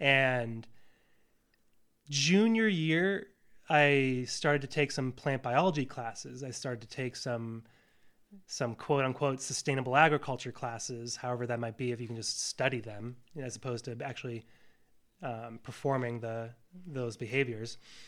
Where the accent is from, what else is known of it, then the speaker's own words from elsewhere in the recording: Northeast, United States; because that was kind of the environment I was raised in the Northeast, right?